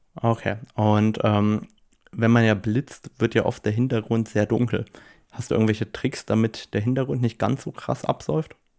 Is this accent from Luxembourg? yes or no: yes; Luxembourg; bei uns in Luxemburg